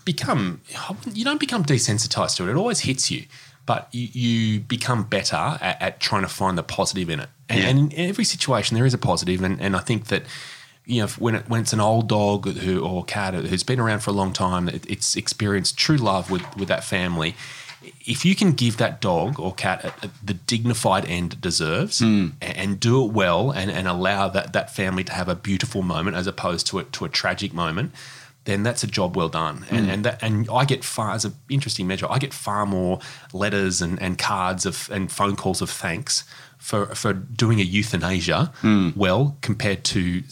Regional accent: Newcastle, New South Wales, Australia; now in Sydney, Australia; I grew up in Newcastle, not in Bondi

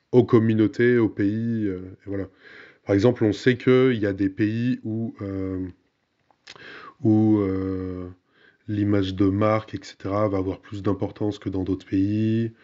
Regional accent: Burgundy, Bourgogne-Franche-Comté, France; je suis bourguignon

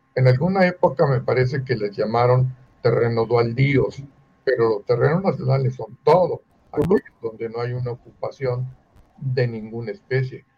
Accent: Mexico; Nosotros somos nacidos en México

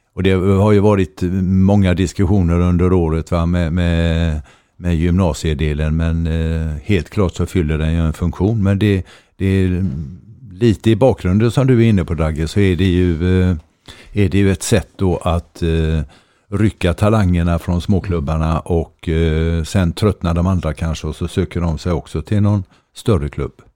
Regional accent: Gothenburg, Västra Götaland, Sweden; jag är född i Lunden som ligger, eh, jag blir lite österut i, i Göteborg

